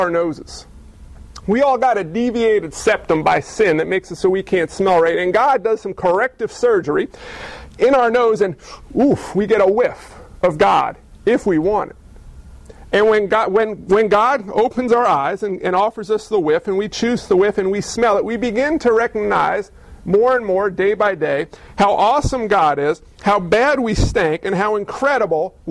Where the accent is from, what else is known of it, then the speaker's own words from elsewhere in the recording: New York, United States; I was physically born in Neuchâtel, New York.